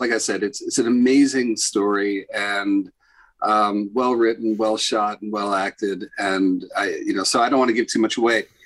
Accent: New York City, New York, United States; now in Los Angeles, United States; I'll always be a New Yorker. I mean, I live in LA right now, but I identify as a New Yorker.

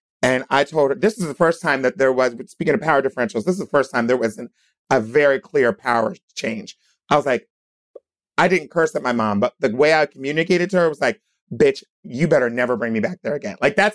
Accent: Wilmington, Delaware, United States; also born or lived in Hershey, Pennsylvania; I was born in Pennsylvania, in Hershey, Pennsylvania, but I grew up in Wilmington, Delaware.

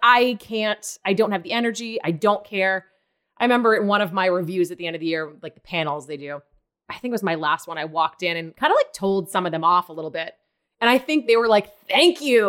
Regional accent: Maine, United States; moved away as an adult; also born or lived in New York; I'm from Maine

